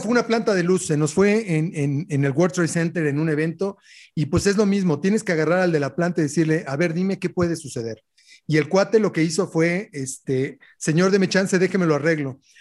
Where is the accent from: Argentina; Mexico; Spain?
Mexico; como buenos mexicanos